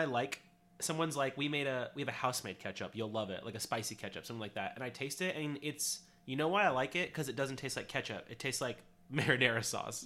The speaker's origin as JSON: {"language": "English", "region": "California", "country": "United States", "said": "we're from California"}